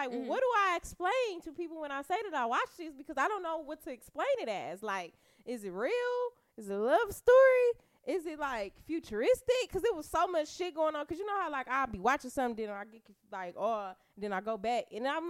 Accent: Detroit, Michigan, United States; feel like because I'm from Detroit, I'm supposed to go with … because … is kind of basically from here.

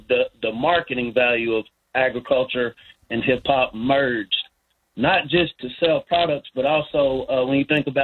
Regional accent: Lexington, Kentucky, United States; also born or lived in Mississippi; I was born in Mississippi, but I grew up in Lexington, north side Lexington

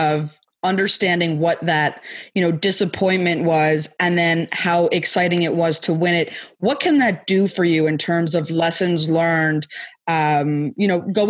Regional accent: Canada; As someone who was born and raised Canadian like you

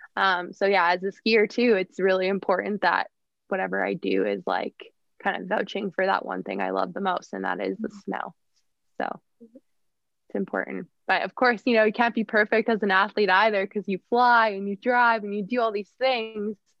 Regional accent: Fernie, British Columbia, Canada; also born or lived in Whistler / Victoria; growing up in Fernie, being such a small town

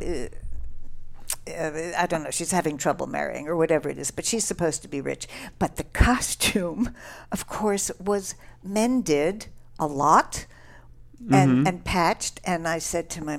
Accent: Dallas, Texas, United States; moved away; also born or lived in New York City / Boston; I was born in New York City, and then when I was five or six, parents moved to Dallas, Texas

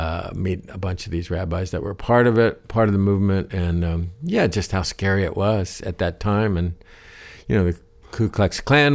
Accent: Ohio, United States; Growing up in Ohio, you know, it wasn't far. I heard a lot of the gospel stuff

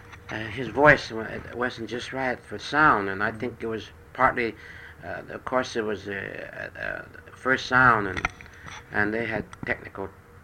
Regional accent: China; now in United States; people that was born in China

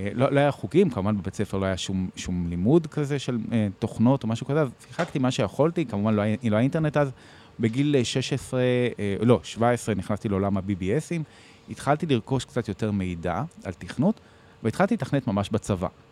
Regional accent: Bat Yam, Tel Aviv District, Israel; נולדתי וגדלתי בבת ים

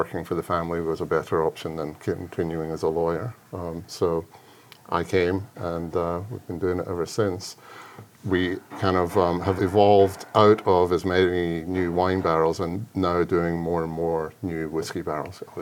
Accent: Scotland, United Kingdom; moved away as an adult; now in Kentucky, United States; I grew up in Scotland, and my dad had a cooperage just outside Glasgow

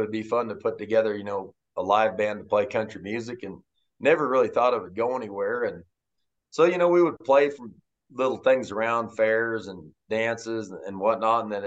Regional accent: Moorcroft, Wyoming, United States; Moorcroft, my hometown, growing up had around 800 people in it

